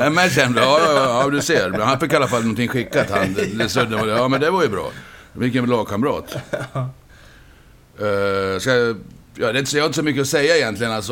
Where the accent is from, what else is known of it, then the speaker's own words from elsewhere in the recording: Borlänge, Dalarna County, Sweden; moved away as an adult; also born or lived in Cologne, Germany; Jag är ju från Borlänge